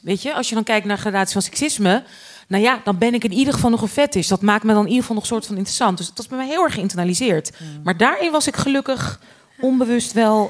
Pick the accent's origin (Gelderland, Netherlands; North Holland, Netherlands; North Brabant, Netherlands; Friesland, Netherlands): North Holland, Netherlands; Amstelveen; opgegroeid in Amstelveen